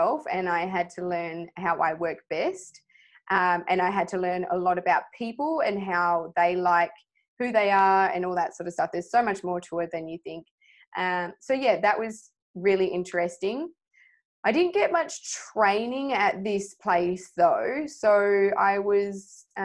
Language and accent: English; Swan Valley, Western Australia, Australia; I was brought up in the Swan Valley